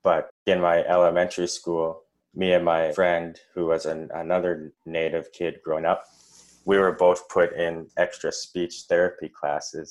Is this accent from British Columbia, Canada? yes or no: no; Saskatoon, Saskatchewan, Canada; I was born and raised in Saskatoon